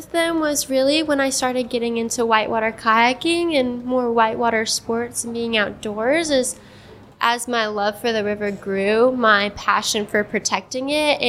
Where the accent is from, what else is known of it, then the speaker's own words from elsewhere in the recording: Columbus, Georgia, United States; I grew up not super close to the river. I grew up coming downtown every couple of days